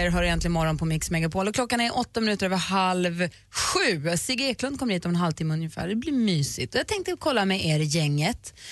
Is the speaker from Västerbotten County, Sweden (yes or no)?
no; Luleå, Norrbotten County, Sweden; born or raised there; moved away